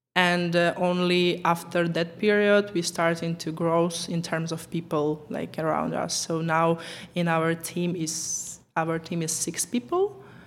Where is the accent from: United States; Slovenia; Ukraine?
Ukraine; English is a second language; moved away as an adult; now in Czech Republic; I was born in Ukraine, but I'm living in Czech Republic for last 10 years.